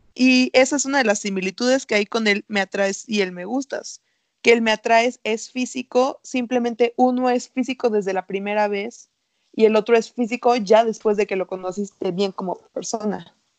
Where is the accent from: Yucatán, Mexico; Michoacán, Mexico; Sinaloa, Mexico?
Sinaloa, Mexico; Culiacán; soy sinaloense